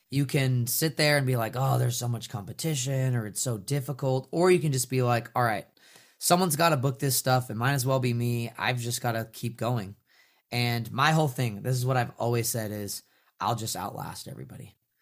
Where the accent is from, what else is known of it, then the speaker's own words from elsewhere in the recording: Northern California, United States; I grew up in Northern California.